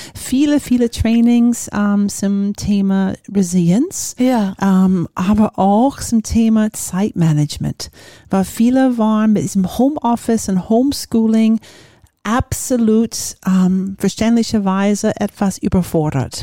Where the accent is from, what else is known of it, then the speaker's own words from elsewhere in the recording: Florida, United States; German is a second language; moved away as an adult; also born or lived in Japan; now in Germany; komme ich aus den USA, bin in Florida aufgewachsen